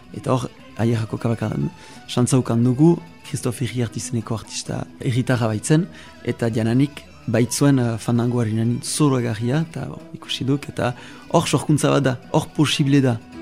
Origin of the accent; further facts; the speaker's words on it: Bayonne, Nouvelle-Aquitaine, France; Basque is a second language; Bayonesa, sortzez